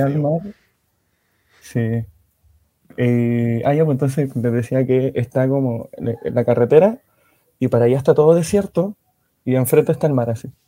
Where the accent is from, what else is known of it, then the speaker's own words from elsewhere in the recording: Antofagasta, Chile; also born or lived in Ovalle, Coquimbo; de Chile, de específicamente la ciudad de Antofagasta, de la segunda región